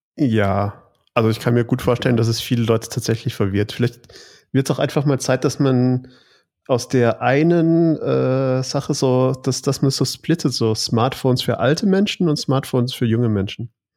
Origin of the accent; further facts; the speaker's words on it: Stuttgart, Baden-Württemberg, Germany; als Stuttgarter